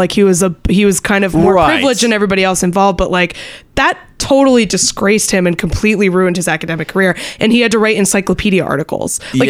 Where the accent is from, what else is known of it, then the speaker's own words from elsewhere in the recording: New Hampshire, United States; I'm from New Hampshire with 18 miles of coastline.